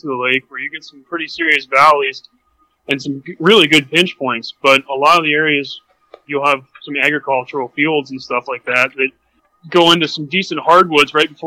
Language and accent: English; Erie, Pennsylvania, United States; I'm from Erie, Pennsylvania